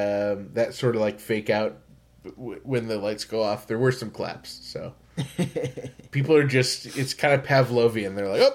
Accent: Pittsburgh, Pennsylvania, United States; Great to be at my hometown of Pittsburgh.

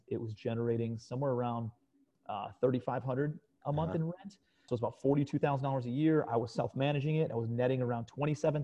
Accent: Cleveland, Ohio, United States; moved away as an adult; also born or lived in New York City; I'm from Cleveland, Ohio originally.

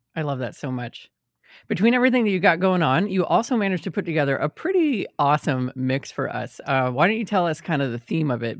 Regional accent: Austin, Texas, United States; moved away as an adult; now in New York, United States; I grew up in Austin, Texas

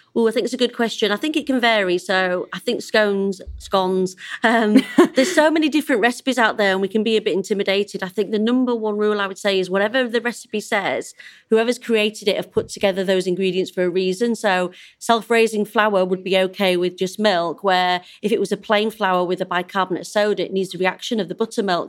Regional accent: Yorkshire and the Humber, United Kingdom; I'm a Yorkshire lass

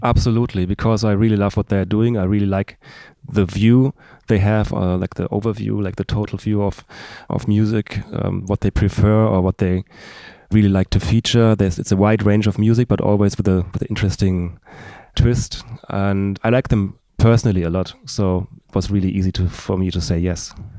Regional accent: Darmstadt, Hesse, Germany; in my hometown, which is Darmstadt, thirty kilometers south of Frankfurt. And we, we both grew up there.

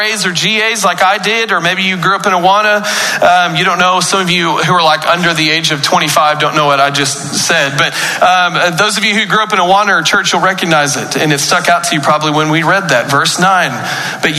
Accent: Paris, Texas, United States; I was born in Paris, Texas on January 22nd

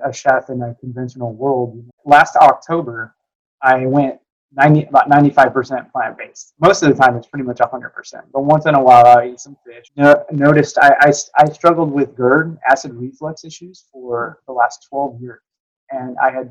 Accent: Burbank, California, United States; also born or lived in Seattle, Washington; now in Dallas, United States; I grew up in Burbank, California

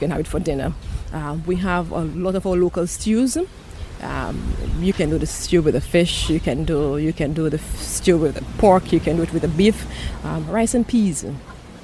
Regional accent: Dominica; I am from Dominica, yes. Yes, I am more from the rainforest area, but yes, I'm from Dominica

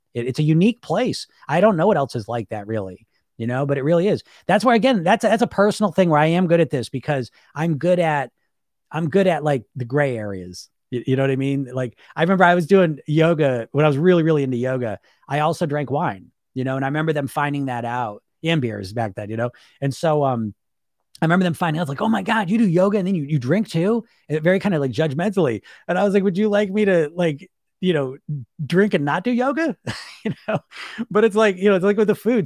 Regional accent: United States; I grew up in the Greek environment in America

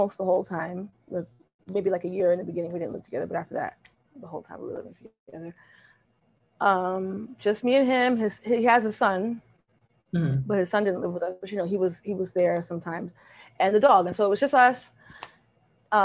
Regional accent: New York, United States; I'm from New York, so a lot of my family's here.

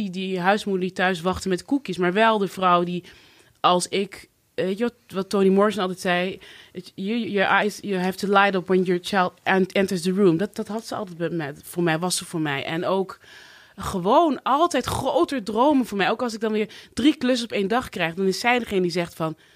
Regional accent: Cuijk, North Brabant, Netherlands; moved away; Ik ben opgegroeid in Brabant, een oh, klein dorpje in Kuik, ja. waar het eerste zwarte gezin.

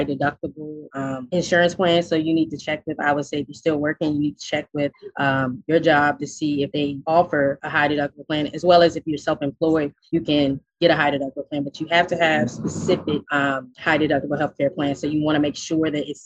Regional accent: Richmond, Virginia, United States; I'm from Richmond, Virginia.

